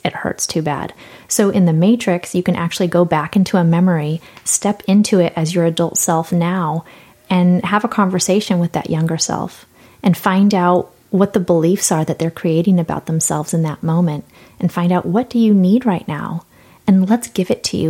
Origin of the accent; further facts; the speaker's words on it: San Diego, California, United States; I'm from San Diego.